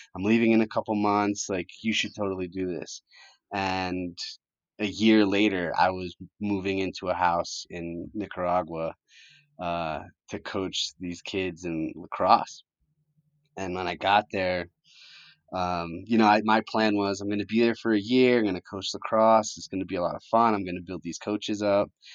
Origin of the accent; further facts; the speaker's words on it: Connecticut, United States; English is a second language; also born or lived in Colombia; I grew up in Connecticut